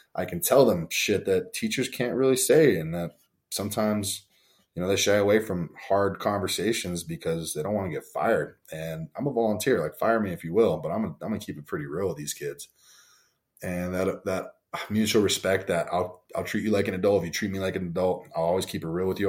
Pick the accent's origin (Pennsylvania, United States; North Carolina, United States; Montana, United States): Montana, United States; Bigfork; also born or lived in Huntington Beach, California / Bakersfield, California; I was born in Huntington Beach, moved to Bakersfield, then I moved to Big Fork, Montana when I was five